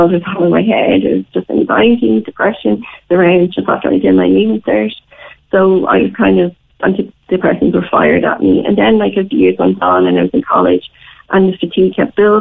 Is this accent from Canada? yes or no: no; Dublin, Leinster, Ireland; now in Cork, Ireland; I'm from Dublin. I lived in Dublin at the time and now in Cork